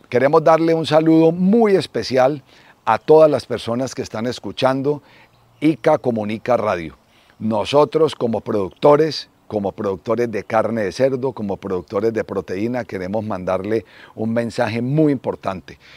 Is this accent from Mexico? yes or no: no; Cali, Valle del Cauca, Colombia; also born or lived in Manizales; soy caleño, eh, estudié en el Colegio Bermans, en Cali